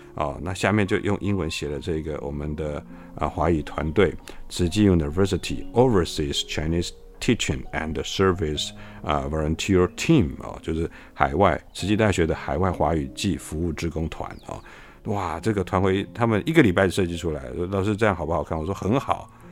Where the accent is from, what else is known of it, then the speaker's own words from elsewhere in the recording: Taiwan; 我们台湾这边